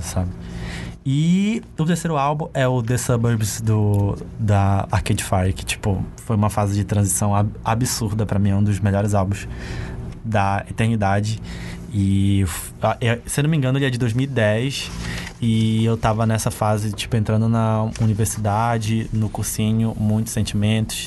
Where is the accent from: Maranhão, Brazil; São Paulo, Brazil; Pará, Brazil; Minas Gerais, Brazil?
Pará, Brazil; Ourém; eu cresci e nasci em uma cidade que é bem interior mesmo